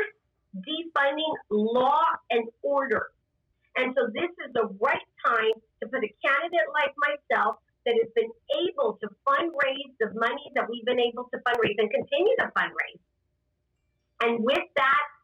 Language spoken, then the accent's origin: English; Rio Grande Valley, Texas, United States; I'm born and bred in the Rio Grande Valley.